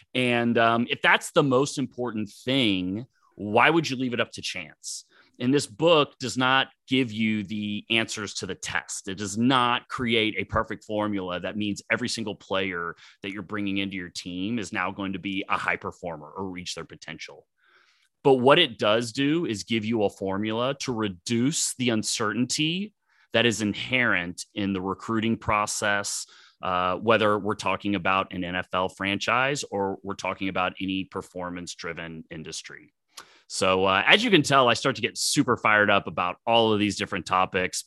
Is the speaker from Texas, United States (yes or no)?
yes; Dallas, Texas, United States; I grew up in Dallas, Texas